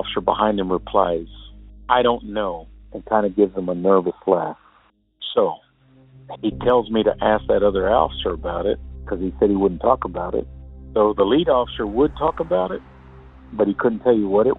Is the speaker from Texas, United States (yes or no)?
yes; Odessa, Texas, United States; I'm originally from West Texas, Odessa specifically